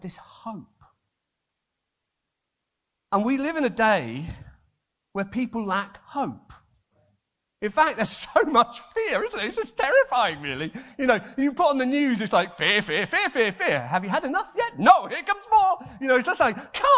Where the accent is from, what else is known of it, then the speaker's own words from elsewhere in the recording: Wales, United Kingdom; I'm Welsh